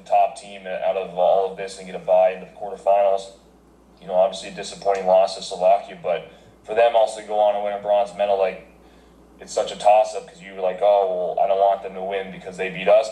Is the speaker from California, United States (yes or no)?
no; Alaska, United States; also born or lived in Fargo / Omaha / San Diego; now in Sweden; I was born and raised in Alaska